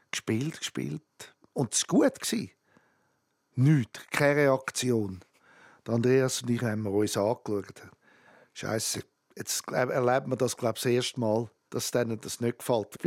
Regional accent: Switzerland; weil ich nicht auf Amerika zügeln Ich bin Schweizer.

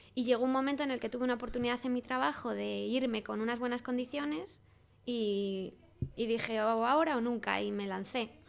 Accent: Salamanca, Castile and León, Spain; moved away as an adult; now in Madrid, Spain; me vine a Madrid, soy de Salamanca

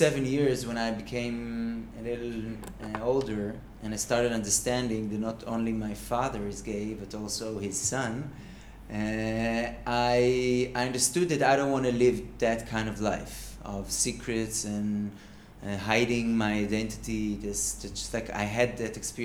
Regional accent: Kfar Saba, Central District, Israel; also born or lived in Haifa; now in Tel Aviv, Israel; And I was raised in Kfar Saba

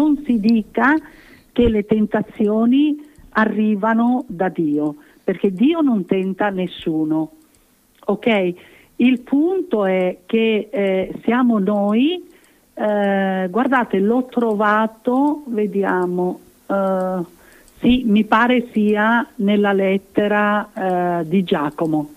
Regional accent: Sicily, Italy; come siciliana

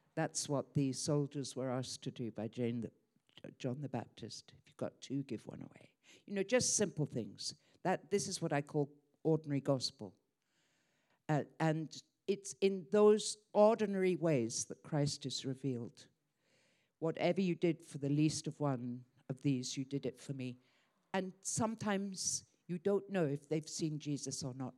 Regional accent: Croydon, London, United Kingdom; moved away as an adult; also born or lived in Hong Kong; I grew up in Croydon, Surrey

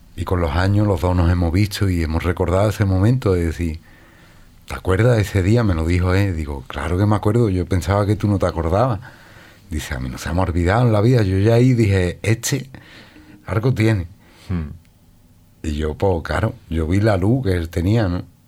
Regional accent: Lebrija, Andalusia, Spain; moved away as an adult; also born or lived in New York, United States; yo soy de Lebrija

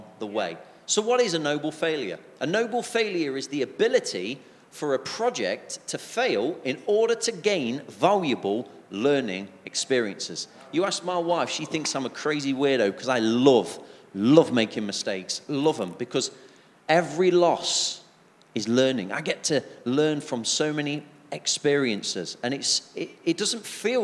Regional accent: England, United Kingdom; especially being English

